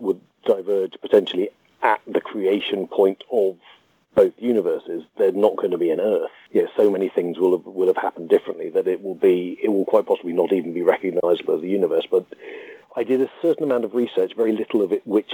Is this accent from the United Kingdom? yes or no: yes; United Kingdom; I myself am just as British